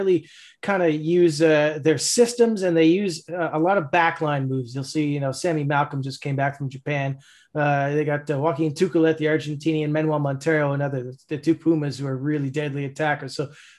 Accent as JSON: {"language": "English", "town": "Toronto", "region": "Ontario", "country": "Canada", "tie": "born or raised there", "moved": "yes", "lives_now": "Halifax, Canada", "said": "grew up in Toronto. I'm from Toronto."}